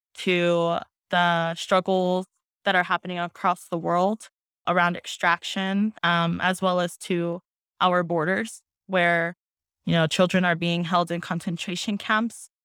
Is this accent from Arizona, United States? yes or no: yes; Black Mesa, Arizona, United States; I am from the Navajo Nation. Um, I'm Diné. and Mesclero Apache from the Black Mesa region